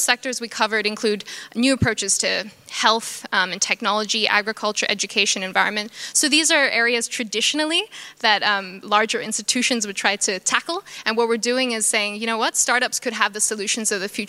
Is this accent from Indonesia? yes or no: yes; Jakarta, Indonesia; moved away; also born or lived in Australia; I was born and raised in Jakarta, Indonesia, and also grew up in Australia